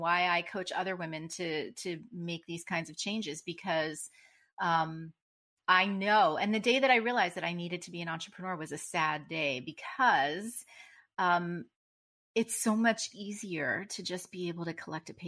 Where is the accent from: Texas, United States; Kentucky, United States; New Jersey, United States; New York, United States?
New Jersey, United States; I'm from Jersey